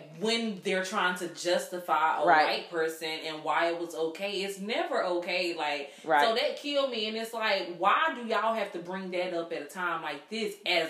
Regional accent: the South, United States; being born and raised in the South

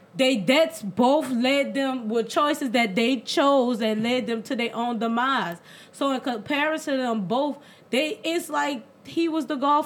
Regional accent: New Orleans, Louisiana, United States; we're from New Orleans East Side. You know, and there's really not much out here.

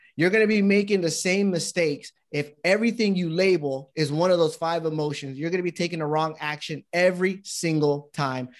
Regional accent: United States; my dad and my mom came from Panama, and, um, I was born here in the States with my brothers

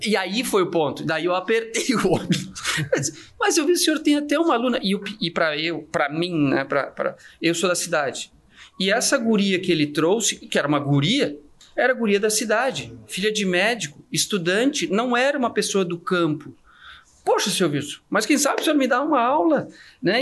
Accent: Santa Catarina, Brazil; eu sou de Santa Catarina, eu sou de uma cidade pequenininha

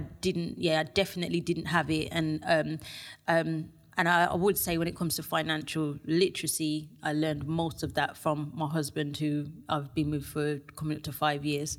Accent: Birmingham, West Midlands, United Kingdom; from Birmingham

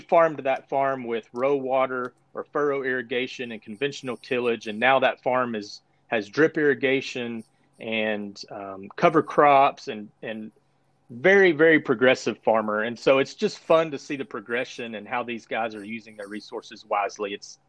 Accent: Texas, United States; I grew up in Idaho, Texas, on a cotton farm, and I still live there today.

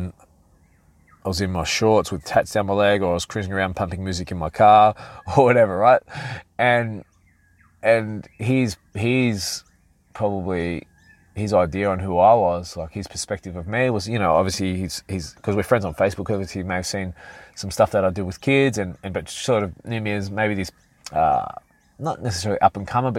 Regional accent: Sydney, New South Wales, Australia; I was walking through my hometown of Mortdale, and one of my hometown, of sort of around Hurstville, Oatley, Mortdale, Peakhurst, all these areas.

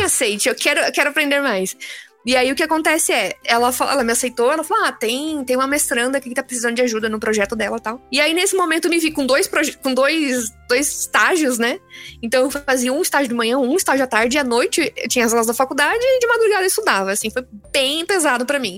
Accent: Tupã, São Paulo, Brazil; also born or lived in Adamantina / Osvaldo Cruz / Maringá; now in São Paulo, Brazil; eu nasci em, ah, em Adamantina, né? é ali no interior de São Paulo, é perto. Tá perto de Marília e tal, mas aí eu morei um pouco em Oswaldo Cruz, um pouco em Tupã e tudo mais. Certo. Mas a parte da adolescência foi lá em Tupã.

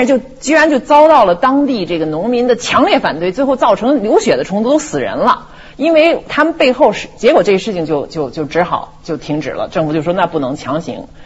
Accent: China; 我中国人好赌

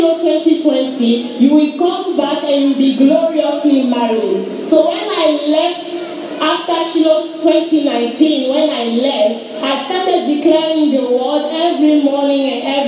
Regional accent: Cotonou, Littoral, Benin; I am from Cotonou, Benin.

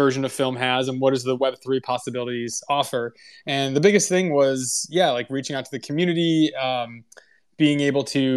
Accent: Midwest, United States; moved away; both Matt and I came from the Midwest

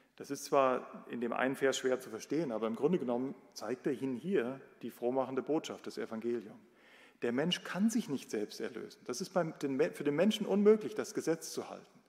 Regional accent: Germany; bei uns in Deutschland

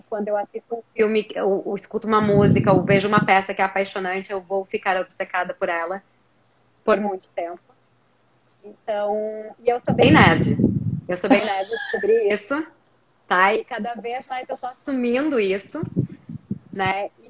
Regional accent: Brazil; a minha sorte foi que eu cresci no Brasil e que as coisas que eu gostava não eram tão populares no Brasil.

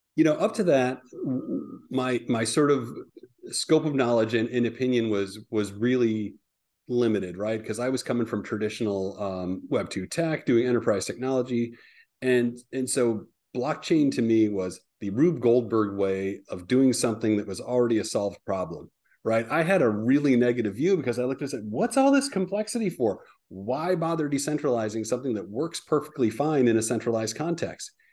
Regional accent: Midwest, United States; moved away; I'm originally a Midwesterner

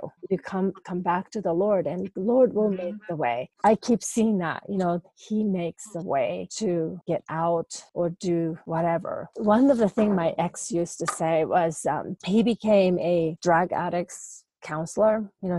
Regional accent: Japan; English is a second language; moved away; I thought, you know, because I'm originally from Japan, right? So culturally, you know, male being in a dominant figure, it was not unusual.

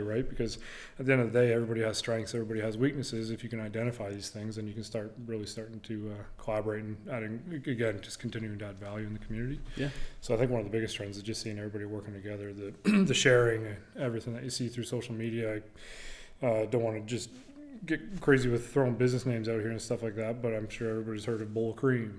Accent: Chatham-Kent, Ontario, Canada; also born or lived in Amherstburg, Ontario; Moved to Chatham when I was young, like two. Uh, spent most of my time in Chatham growing up through grade eight

